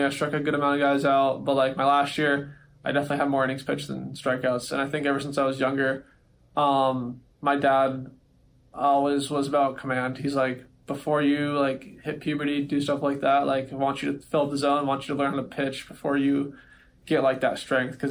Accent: Southern California, United States; I was a Dodgers fan growing up because I was from Southern California

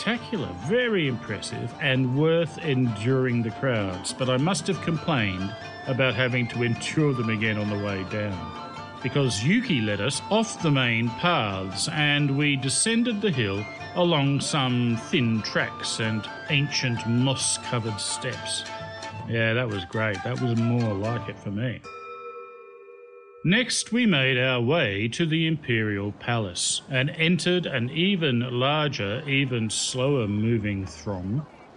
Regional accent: Australia; also born or lived in Ganyu, China; now in China; I was from Australia

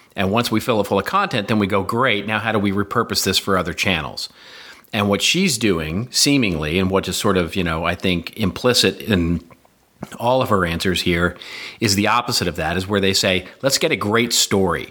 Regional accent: United States; we're American

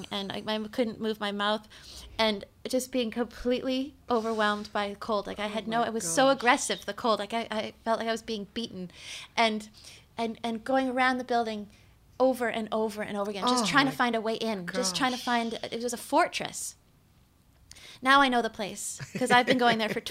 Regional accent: West Coast, Canada; I was from the West Coast

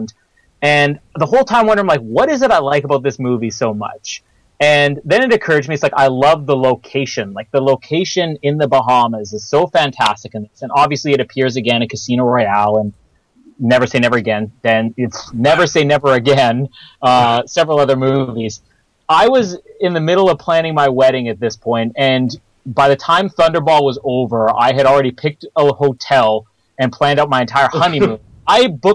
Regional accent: Canada; Canada, my home country

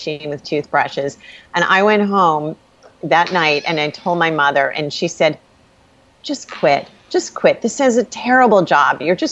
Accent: South Shore of Long Island, New York, United States; I grew up on the South Shore of Long Island

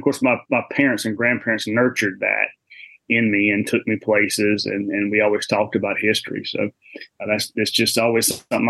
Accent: Mississippi, United States; now in Texas, United States; I've been living in Texas for about 10 years, but I'm not originally from Texas. I'm originally from South Mississippi. And I went to the University of Southern Mississippi down in Hattiesburg, if anybody knows where that is.

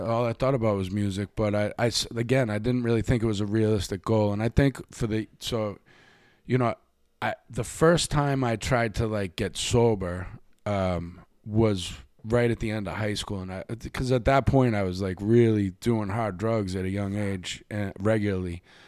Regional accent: Boston, Massachusetts, United States; also born or lived in New York; now in Los Angeles, United States; the neighborhood that I grew up in in Dorchester

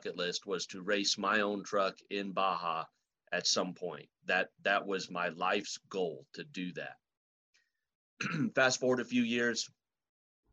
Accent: Los Fresnos, Texas, United States; also born or lived in Brownsville, Texas; I grew up in deep South Texas, down by South Padre Island. I was born in Brownsville, and I was raised in a small town called Los Fresnos.

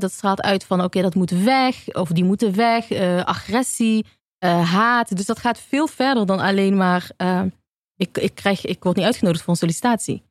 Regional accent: Eindhoven, North Brabant, Netherlands; now in Amsterdam, Netherlands; in Eindhoven, waar ik vandaan kom

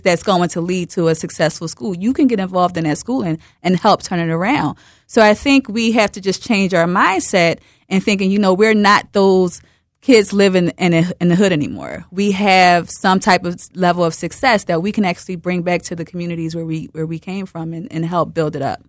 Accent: Philadelphia, Pennsylvania, United States; I'm from Broad and Erie.

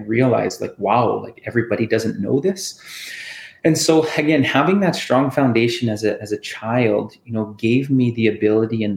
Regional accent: Saskatoon, Saskatchewan, Canada; also born or lived in Thunderchild First Nation; since I was a child, like growing up in Saskatoon

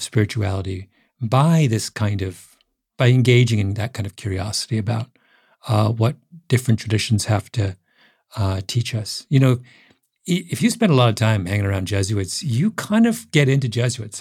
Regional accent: Elmira, Ontario, Canada; I grew up in Elmira, Ontario, which is Waterloo County

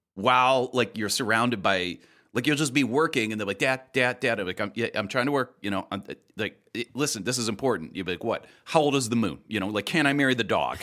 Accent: Ireland; as an Irish person

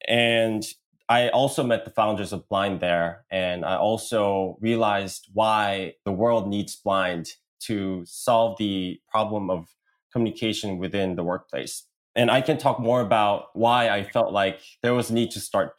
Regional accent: Seoul, South Korea; accent: American; English is a second language; also born or lived in Washington, D.C., United States; I am an entrepreneur from Korea. And I spent most of my life back in South Korea, especially in Seoul. But I did get some elementary school and middle school education in the States near Washington, D.C.

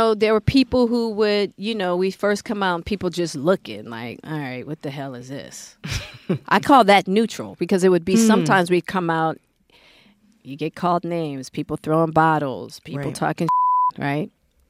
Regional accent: Hollywood, California, United States; So as a woman, then I'm a Black woman, and then I'm a woman from Hollywood, which is the antithesis.

